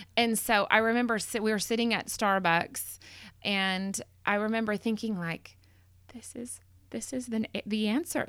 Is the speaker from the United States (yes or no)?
yes; McKinney, Texas, United States; I grew up in McKinney